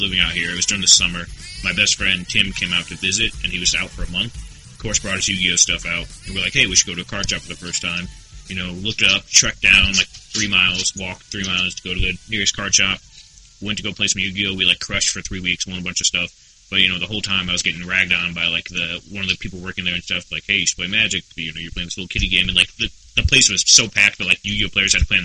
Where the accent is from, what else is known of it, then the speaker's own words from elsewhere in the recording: Gary, Indiana, United States; moved away; also born or lived in Dayton, Ohio; my family moved to Chicago, Chicago land area, because they currently live in Gary, Indiana, which is a shithole